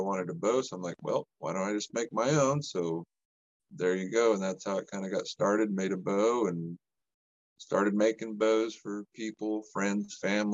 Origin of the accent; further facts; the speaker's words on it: New Mexico, United States; I grew up in New Mexico